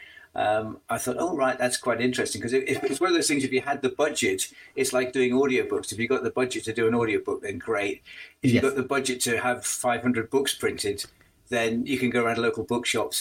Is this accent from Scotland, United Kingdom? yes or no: no; Northumberland, North East England, United Kingdom; now in Derbyshire, United Kingdom; my hometown in Northumberland